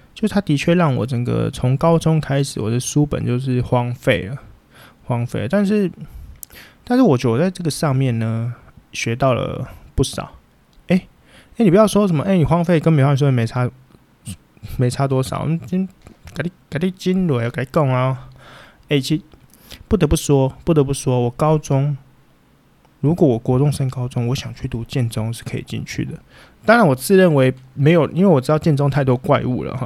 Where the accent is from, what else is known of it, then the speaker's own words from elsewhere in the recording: Taipei, Taiwan; 我们以前不用考，因为我们要用在校成绩，全台北市的成绩去做比拼